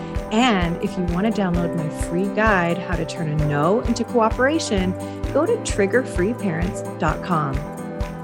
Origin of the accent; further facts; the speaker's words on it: Canada; I am Canadian